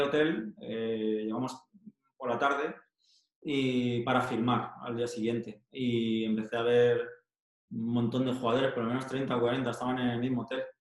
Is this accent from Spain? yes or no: yes; Leganés, Community of Madrid, Spain; moved away as an adult; yo soy de Leganés